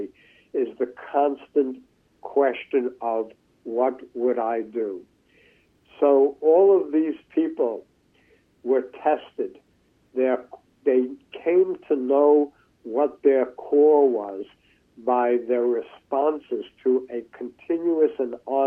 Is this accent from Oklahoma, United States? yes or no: no; New York City, New York, United States; growing up in New York City, from the 1950s to the present